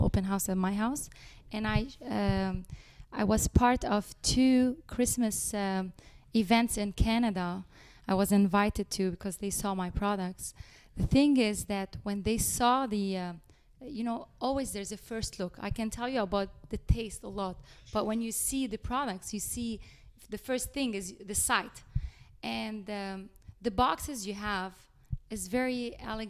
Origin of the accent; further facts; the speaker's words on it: Lebanon; moved away as an adult; now in Westwood, United States; back home, which is I'm originally from Lebanon